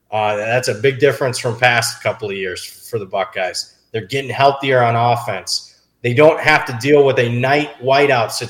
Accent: Ohio, United States; now in Las Vegas, United States; I grew up in Ohio, so I mean, I still, even though I live in Vegas now

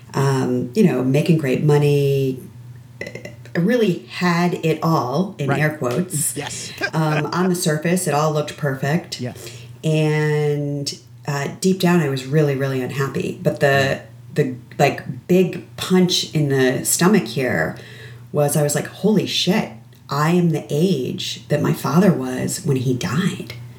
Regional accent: Connecticut, United States; I grew up in Connecticut.

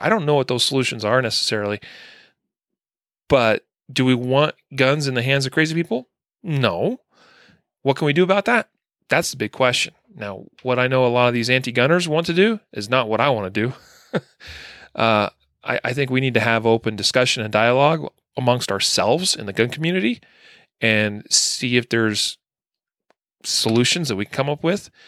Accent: Idaho, United States; growing up in Idaho

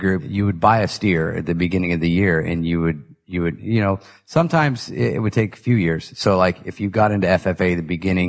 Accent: California, United States; I'm born and raised in California, but my family's all country, you know. So that's pretty much how I was brought up, you know, on country music and oldies and stuff like

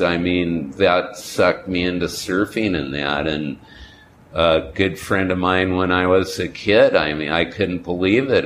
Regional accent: California, United States; moved away; also born or lived in Goleta, California / Palm Springs, California / Hollywood, California / Hawaii; where I grew up in California and Hawaii

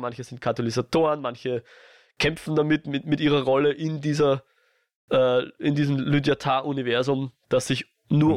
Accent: Austria; ich als Österreicher

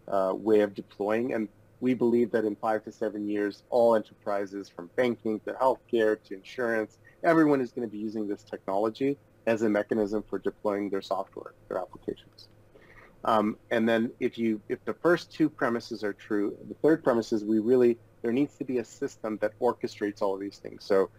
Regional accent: Odesa, Odesa Oblast, Ukraine; born there; So I was born in Odessa, as I told you, which is in the Ukraine.

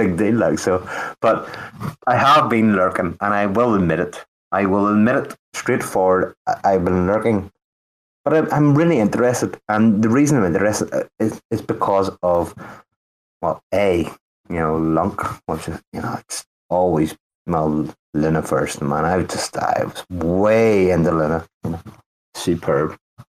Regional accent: Northern Ireland, United Kingdom; Northern Ireland.

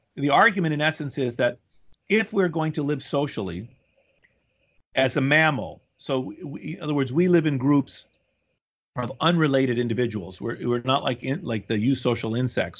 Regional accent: Washington, District of Columbia, United States; moved away as an adult; also born or lived in Boston / Philadelphia / Chicago; now in New Haven, United States; D C, where my mother, where I grew up

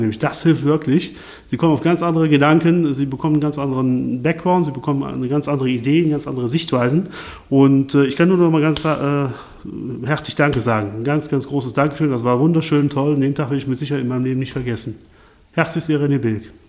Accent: Lohmar, near Cologne, North Rhine-Westphalia, Germany; Ich komme aus Loma, das ist in Deutschland, in der Nähe von Köln

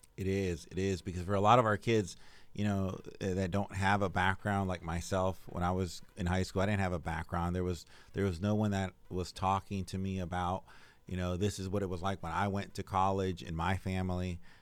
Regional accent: Arcadia, Florida, United States; moved away; also born or lived in Henry County; I grew up in Arcadia, Florida

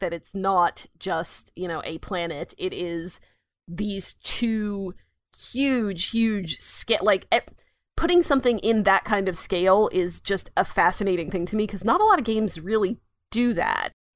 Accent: United States; the American here

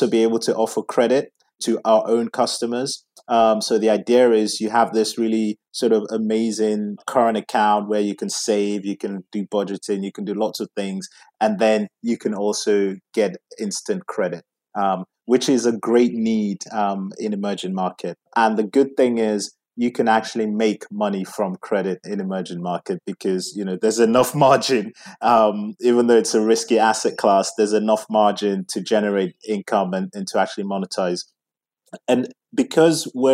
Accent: England, United Kingdom; where I come from, Nigeria, which you may not be able to guess from my accent, because I was born in England, grew up in England

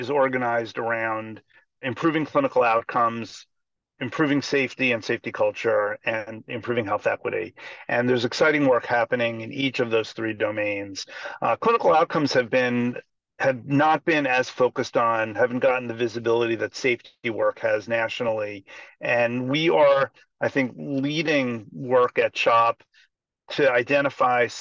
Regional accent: Long Island, outside New York City, United States; I grew up outside New York City on Long Island, not Baltimore

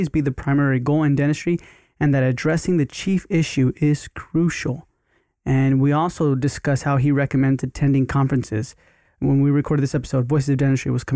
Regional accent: Texas, United States; now in Los Angeles, United States; I grew up in Texas. We all live in Texas, but more like in the Houston area

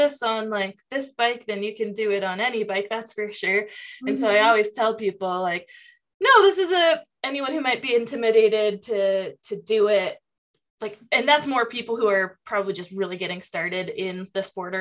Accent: Tacoma, Washington, United States; also born or lived in Lake Tahoe; now in Reno, United States; growing up in Tacoma and having the outdoors, like right there

